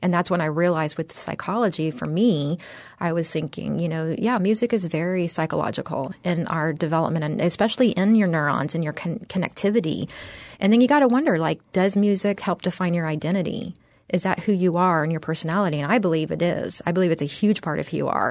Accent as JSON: {"language": "English", "town": "San Antonio", "region": "Texas", "country": "United States", "tie": "born or raised there", "also_born_or_lived": "Austin, Texas / San Francisco Bay Area / New York City / New Jersey", "moved": "as an adult", "lives_now": "Florida, United States", "said": "I grew up in San Antonio, Texas"}